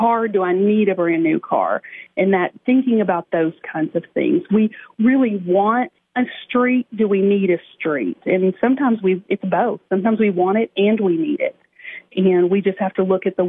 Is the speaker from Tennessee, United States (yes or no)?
yes; Cookeville, Tennessee, United States; I live in Cookeville. I grew up in Cookeville.